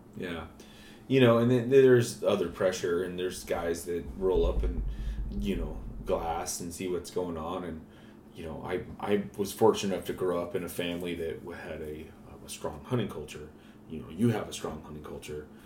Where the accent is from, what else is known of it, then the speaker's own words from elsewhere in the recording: Montana, United States; growing up in Montana